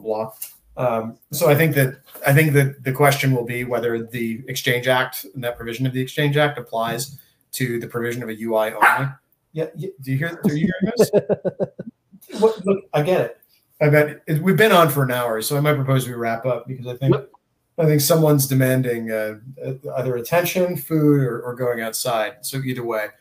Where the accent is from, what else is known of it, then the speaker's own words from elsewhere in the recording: Connecticut, United States; I'm from Connecticut.